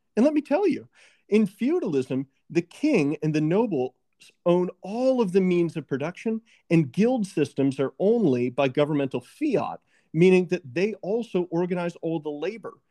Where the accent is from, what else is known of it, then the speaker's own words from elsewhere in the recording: Virginia, United States; my home state of Virginia